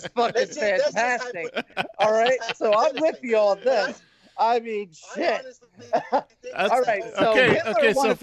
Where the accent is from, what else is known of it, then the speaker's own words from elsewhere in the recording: United States; also born or lived in Pennsylvania; I'm American